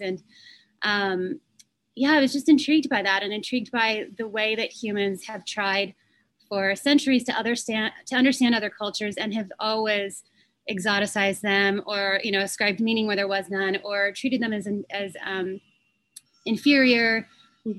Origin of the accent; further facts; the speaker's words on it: Fresno, California, United States; moved away as an adult; also born or lived in San Francisco; I grew up in outside of Fresno in California